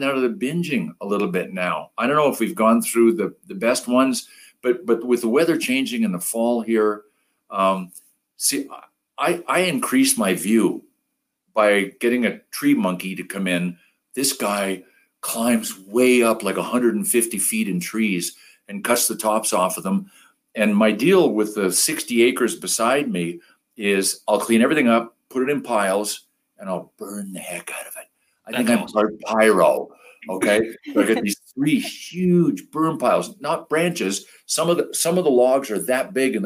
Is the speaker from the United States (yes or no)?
no; Thurso, Quebec, Canada; I grew up in Quebec in a little paper mill town. It's called Thurso, home of Guy Lafleur